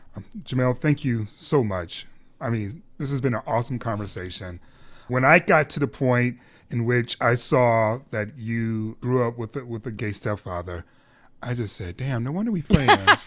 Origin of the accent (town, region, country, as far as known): Detroit, Michigan, United States; born or raised there